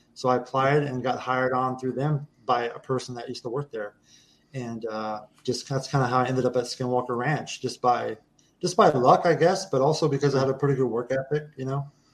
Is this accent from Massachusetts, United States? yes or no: no; Kansas, United States; moved away as an adult; I grew up in Kansas on a farm, on an actual right. working ranch.